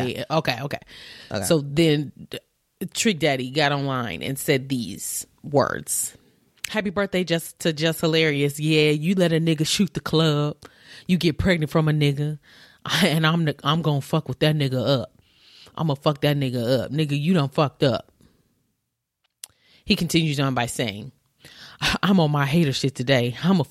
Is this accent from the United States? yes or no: yes; Baltimore, Maryland, United States; But that's my child. I don't care where you are from. I'm from Baltimore.